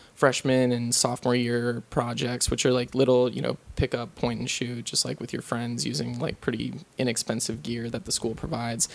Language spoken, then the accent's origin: English; Lutherville, Maryland, United States; moved away; also born or lived in St. Thomas, U.S. Virgin Islands / Boston, Massachusetts / New York; the place I grew up or spent the longest time growing up in was Maryland